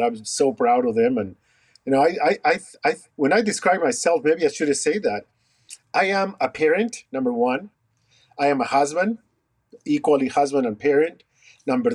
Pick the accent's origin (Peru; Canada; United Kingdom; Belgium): Peru; Lima; moved away as an adult; also born or lived in Rochester, New York / Iowa; now in United States; I was born in Peru, in Lima, Peru. And then I migrated to the States after completing my dental degree in Peru.